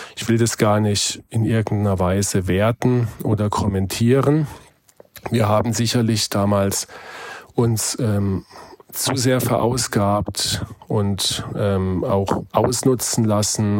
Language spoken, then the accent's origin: German; Heidelberg, Baden-Württemberg, Germany; meine Heimatstadt Heidelberg